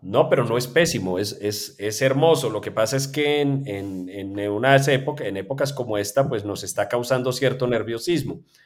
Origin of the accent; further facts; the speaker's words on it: Manizales, Caldas, Colombia; es la ciudad donde yo nací, que es Manizales